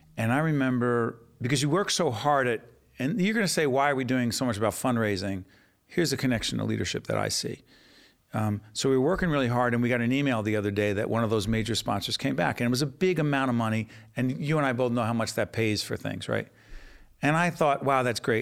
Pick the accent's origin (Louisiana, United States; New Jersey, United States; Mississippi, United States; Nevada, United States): New Jersey, United States; Newark